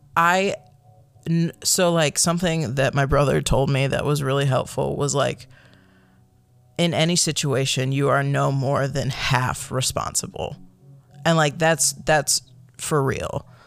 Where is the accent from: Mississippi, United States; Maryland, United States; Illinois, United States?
Illinois, United States; Chicago; moved away as an adult; also born or lived in Michigan; now in Oregon, United States; I grew up in the Chicagoland area